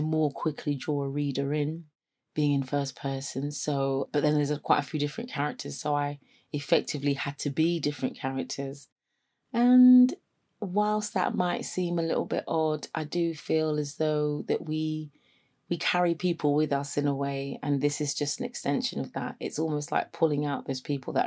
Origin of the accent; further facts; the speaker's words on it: London, United Kingdom; moved away as an adult; now in Sheffield, United Kingdom; I am from London. I came up to Sheffield to go to uni and never went back